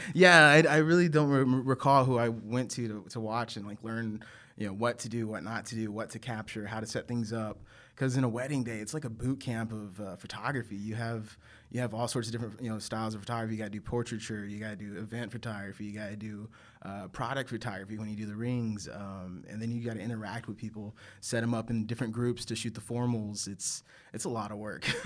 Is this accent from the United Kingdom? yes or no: no; San Angelo, Texas, United States; now in Austin, United States; originally Texas native, born in uh, West Texas, small little city called San Angelo, Texas